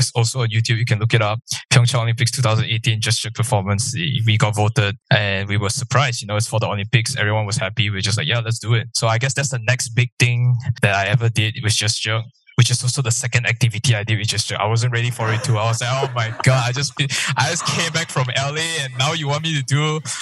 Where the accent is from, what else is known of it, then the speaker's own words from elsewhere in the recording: Malaysia; I'm Malaysian